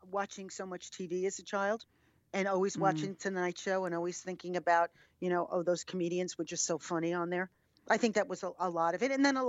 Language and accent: English; New York, United States; I'm a New Yorker, yes.